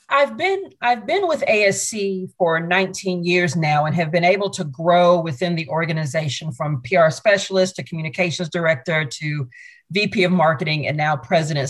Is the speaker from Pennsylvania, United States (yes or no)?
no; Augusta, Georgia, United States; I grew up in Augusta, Georgia, went to a performing arts high school